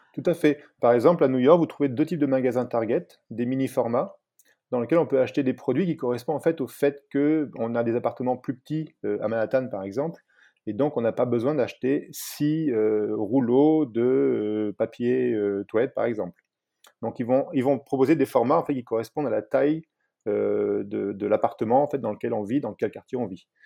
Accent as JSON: {"language": "French", "country": "France", "moved": "as an adult", "lives_now": "United States", "said": "en tant que Français"}